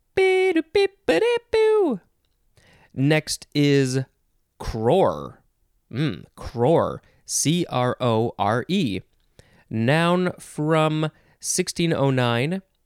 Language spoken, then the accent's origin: English; United States; an American person